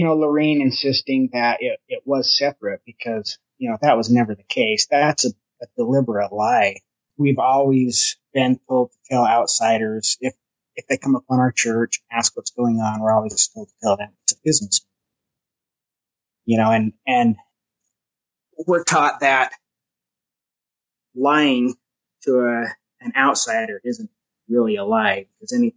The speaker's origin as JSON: {"language": "English", "town": "Huntington", "region": "Utah", "country": "United States", "tie": "born or raised there", "said": "I grew up down in Huntington, Utah"}